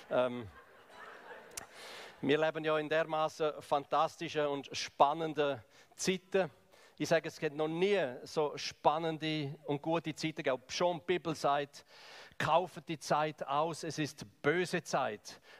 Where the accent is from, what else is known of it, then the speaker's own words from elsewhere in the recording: Graubünden, Switzerland; Ich komme ja aus dem Kanton Graubünden, ich komme aus dem Balkan von Schweiz, eigentlich aus dem Osten, aus dem Ostblock von Schweiz.